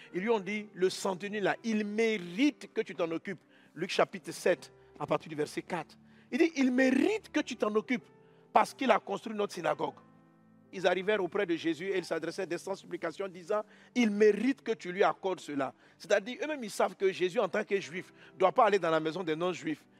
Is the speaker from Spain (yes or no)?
no; Côte d’Ivoire; je suis ivoirien. En tant qu'Ivoirien, je dois vivre sur le territoire